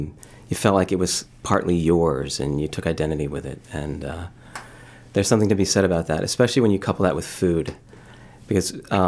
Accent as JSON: {"language": "English", "town": "Philadelphia", "region": "Pennsylvania", "country": "United States", "tie": "born or raised there", "also_born_or_lived": "Michigan / Boston area", "moved": "as an adult", "said": "I was born and raised in the Philadelphia area. Went to school in Michigan, and then again ended up in the Boston area, yeah, for a number of years."}